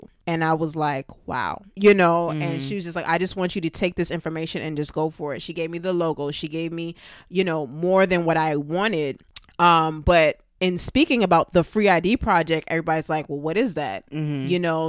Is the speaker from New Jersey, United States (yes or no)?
no; Brooklyn, New York, United States; You know, I'm from Brooklyn, New York. I have Caribbean family, you know, parents.